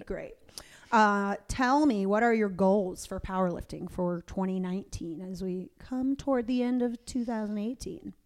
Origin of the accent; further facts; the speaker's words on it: Tampa, Florida, United States; now in Atlanta, United States; I live in Atlanta, and, um, my parents live in the home where I grew up outside of Tampa